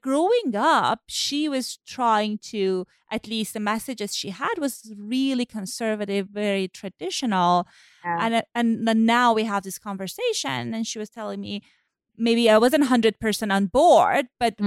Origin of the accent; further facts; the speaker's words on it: Iran; moved away; So I grew up in Iran, as I said, and my mom. So I grew up right after Iranian Revolution. I was born then